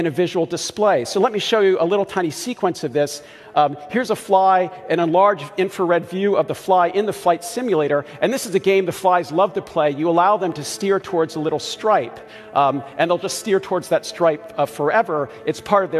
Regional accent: Baltimore, Maryland, United States; I grew up in Baltimore

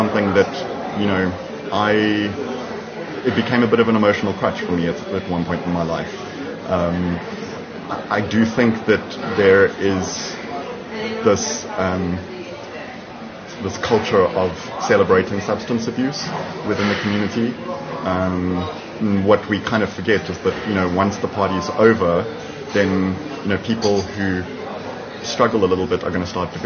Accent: Durban, KwaZulu-Natal, South Africa; now in Cape Town, South Africa; I'm originally from Durban

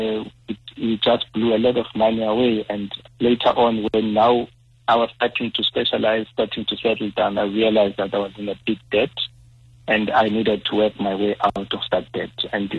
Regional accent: Soweto, Gauteng, South Africa; growing up in Soweto

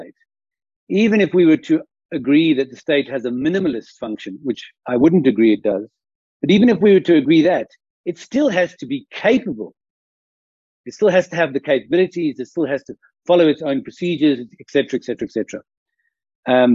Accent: South Africa; we, as South African citizens

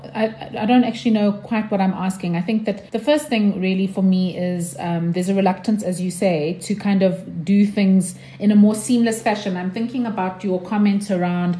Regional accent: Sandton, Gauteng, South Africa; I was born in Sandton Clinic

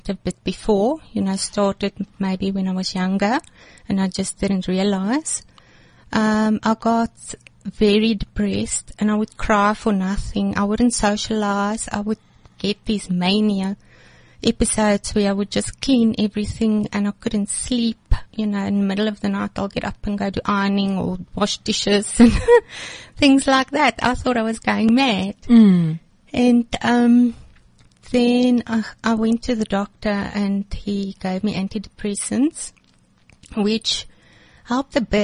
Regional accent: Sasolburg, Free State, South Africa; moved away as an adult; also born or lived in Johannesburg; I was born in Johannesburg, came from a happy home. We moved to Sasolburg after

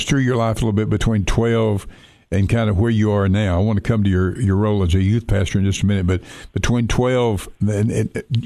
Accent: Sweetwater, Tennessee, United States; also born or lived in Athens, Tennessee; I grew up in Sweetwater in Athens, and it's about 45 miles from that campus

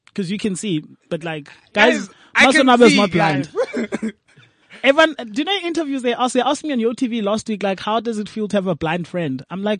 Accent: Eastern Cape, South Africa; I'm also from the Eastern Cape.

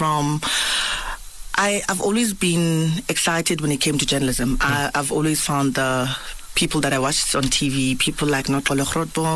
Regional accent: Port Elizabeth, Eastern Cape, South Africa; moved away as an adult; also born or lived in Johannesburg; Was born and bred in the Eastern Cape, a small, well, town called Port Elizabeth

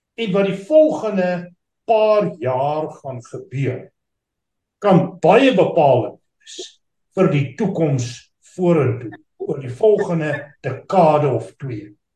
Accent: South Africa; as Suid-Afrikaners

